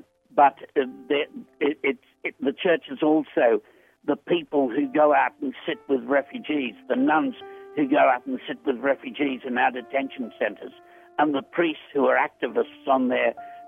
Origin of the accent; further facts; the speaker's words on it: Australia; I'm a writer from Australia